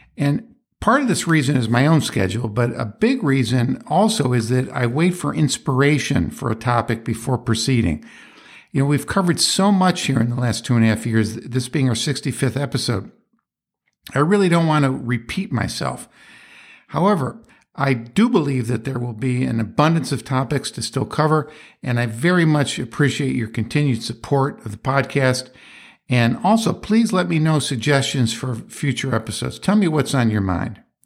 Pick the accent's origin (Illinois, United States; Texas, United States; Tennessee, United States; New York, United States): New York, United States; Rochester; my hometown of Rochester